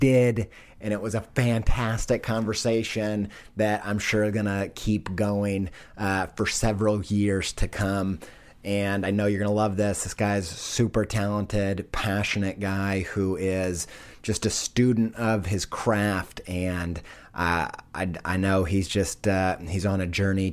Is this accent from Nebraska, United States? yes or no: no; Indiana, United States; I'm from Indiana.